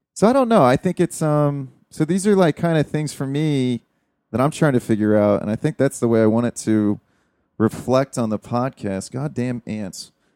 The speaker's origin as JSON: {"language": "English", "country": "United States"}